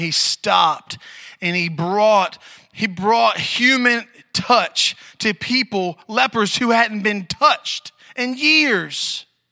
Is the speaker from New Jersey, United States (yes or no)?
no; Maryland, United States; moved away; I'm from Maryland originally too